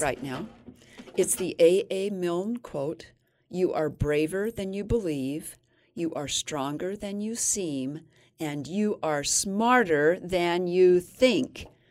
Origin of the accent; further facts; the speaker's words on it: Fillmore, Utah, United States; I was raised in Fillmore, Utah